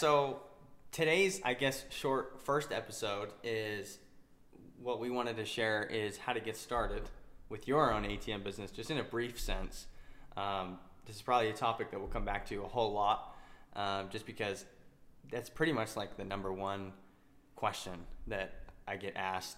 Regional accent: Utah, United States; I'm from Utah, which is where we currently live

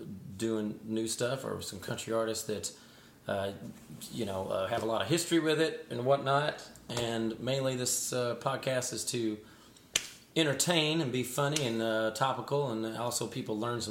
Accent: Southern Kentucky, United States; Like I said, I grew up in Southern Kentucky as a kid.

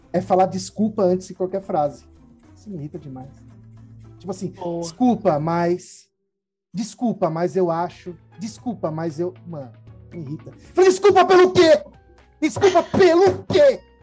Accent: Brazil; A gente é brasileiro

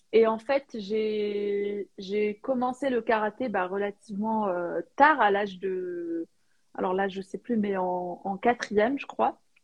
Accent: Algeria; moved away as an adult; je suis née et j'ai vécu en Algérie euh, bah, jusqu'à l'âge de 18 ans

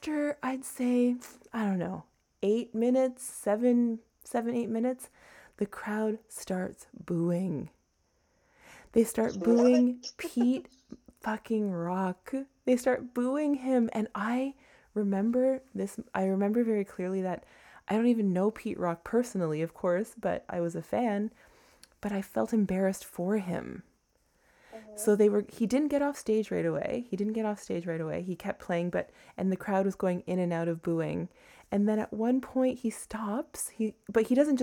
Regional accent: Toronto, Ontario, Canada; now in New York, United States; I grew up in Toronto

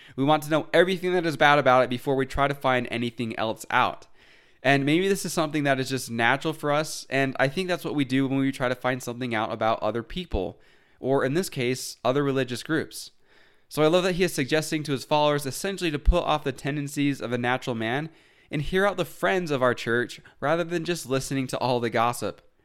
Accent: Utah, United States; Growing up in Utah, I didn't really think about other religions

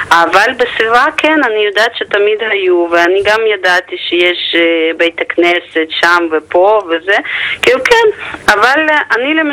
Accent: Lviv area, Lviv Oblast, Ukraine; Hebrew is a second language; moved away as an adult; now in Israel; אני הייתי שם עד גיל 18, עליתי אחרי שסיימתי בית ספר.

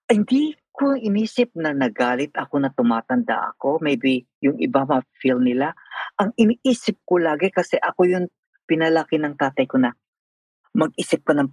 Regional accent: Philippines; moved away; one time umuwi ako sa Pilipinas.

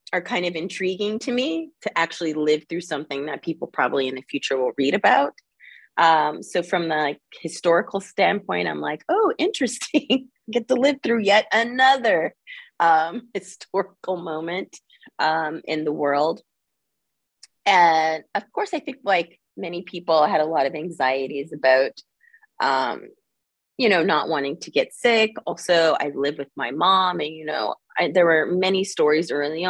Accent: Los Angeles, California, United States; also born or lived in New York City / San Francisco Bay Area; I'm originally from California. I was born in Los Angeles, and now I live in the San Francisco

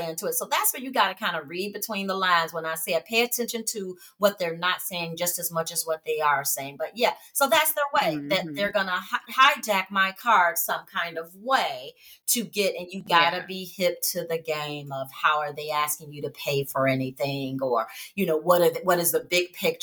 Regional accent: Chicago, Illinois, United States; from Chi

